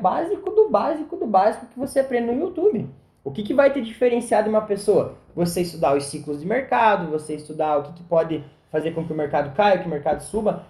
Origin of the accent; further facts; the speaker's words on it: Brazil; porque eu sou brasileiro, eu tenho que acreditar no meu país